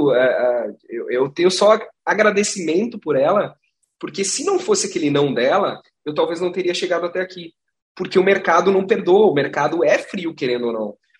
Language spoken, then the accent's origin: Portuguese; Gramado, Rio Grande do Sul, Brazil; Eu sou de Gramado, cara, eu sou nascido e criado.